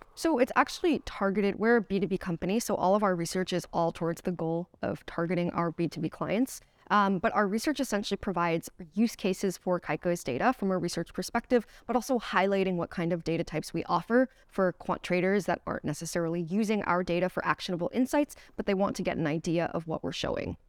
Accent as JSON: {"language": "English", "country": "United States", "moved": "yes", "said": "I am from the United States originally"}